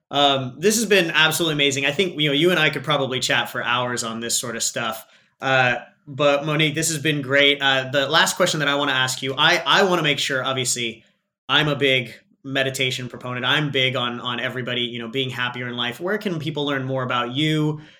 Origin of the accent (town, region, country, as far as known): Australia; accent: Aussie